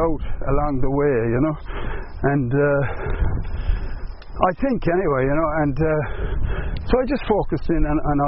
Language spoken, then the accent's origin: English; Limerick, Munster, Ireland; moved away; also born or lived in London; growing up in Limerick